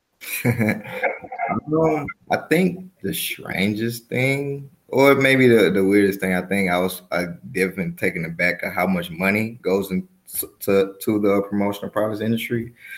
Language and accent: English; Mobile, Alabama, United States; moved away as an adult; also born or lived in Chicago, Illinois; now in Atlanta, United States; I'm a native of Mobile, Alabama